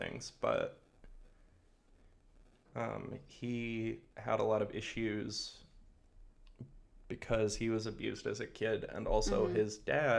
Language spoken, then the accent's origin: English; Denver, Colorado, United States; now in Los Angeles, United States; I grew up in Denver